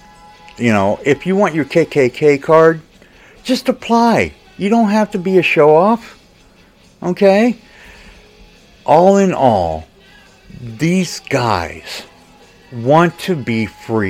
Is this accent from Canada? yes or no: no; United States; as an American